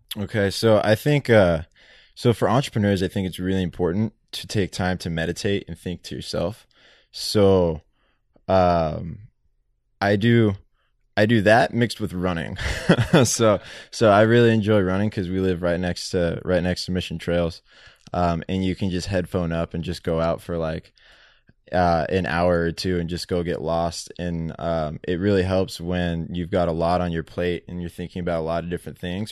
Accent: San Diego, California, United States; we grew up in Benita, San Diego

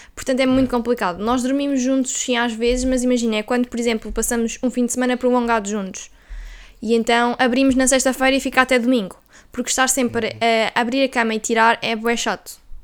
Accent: Viseu, Centro, Portugal; moved away as an adult; now in Porto, Portugal; nós somos de Viseu, não é? E depois nós vinhamos estudar na universidade

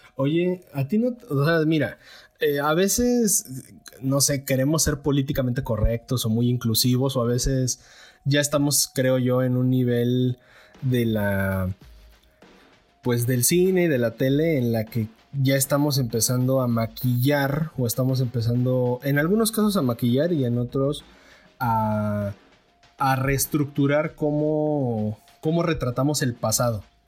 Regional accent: Mexico; yo también soy mexicano

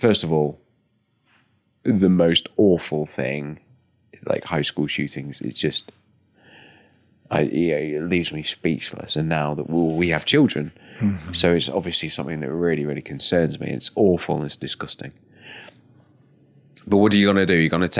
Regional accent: United Kingdom; However, I'm a Brit.

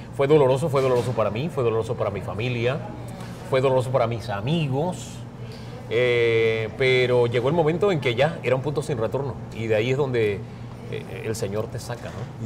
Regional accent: Valle de San Isidro, Panamá Oeste, Panama; also born or lived in Chiriquí; yo vengo de Chiriquí, pero me crié en el Valle de San Isidro, en calle e, detrás de la Boca del Lobo

